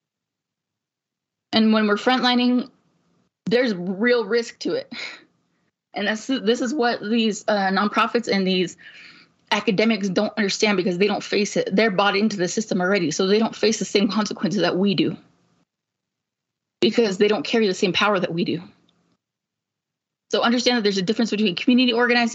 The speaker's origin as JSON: {"language": "English", "country": "United States", "said": "I come from the Duck Valley Shoshone Paiute Reservation"}